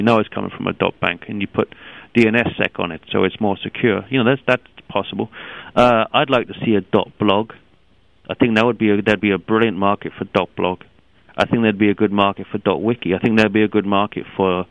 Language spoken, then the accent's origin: English; London, United Kingdom; I come originally from London